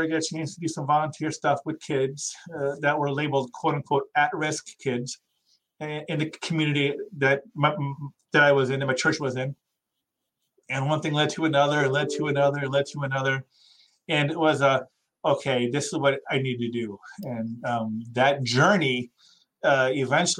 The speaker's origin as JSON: {"language": "English", "region": "Iowa", "country": "United States", "tie": "born or raised there", "moved": "yes", "said": "I was born in Iowa"}